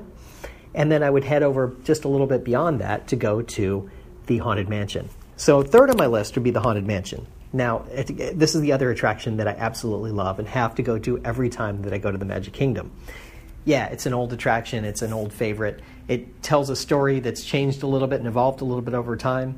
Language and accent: English; Florida, United States; I grew up in Florida, so it rains every afternoon during the summer